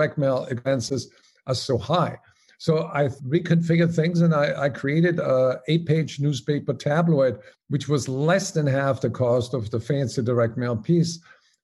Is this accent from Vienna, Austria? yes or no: no; Salzburg, Austria; moved away as an adult; also born or lived in Paris, France; As you may recognize by my name and my accent, I'm originally from Omaha. No, it's Salzburg, Austria.